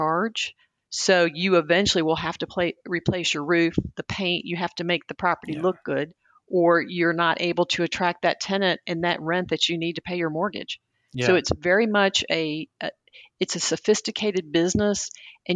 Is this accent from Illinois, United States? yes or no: no; outside of Atlanta, Georgia, United States; my sixth grade class growing up outside of Atlanta.